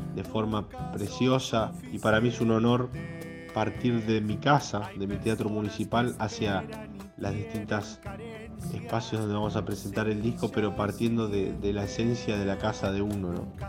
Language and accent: Spanish; Garín, Buenos Aires Province, Argentina; soy guitarrista y cantautor de la provincia de Buenos Aires, de Escobar, más precisamente de Garín, que es mi pueblo